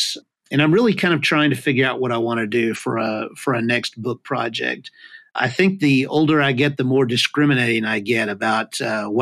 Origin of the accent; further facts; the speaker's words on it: United States; as an American